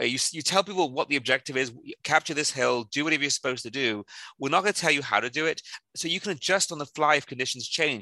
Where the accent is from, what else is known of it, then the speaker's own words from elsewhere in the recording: South Wales, United Kingdom; moved away; I'm originally from South Wales, in the where Tom Jones and Catherine Zeta-Jones came from